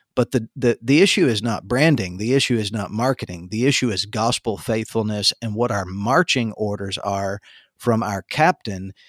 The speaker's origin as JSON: {"language": "English", "region": "the Panhandle of Florida", "country": "United States", "tie": "born or raised there", "said": "my town growing up in the Panhandle of Florida"}